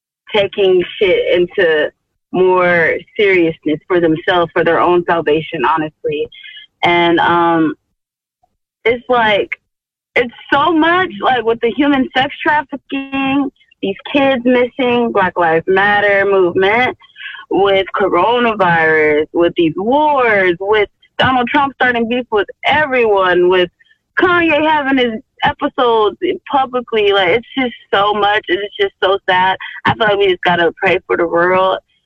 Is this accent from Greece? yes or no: no; Georgetown, Guyana; I'm from Guyana. Oh, hey. Yeah, Georgetown, Struville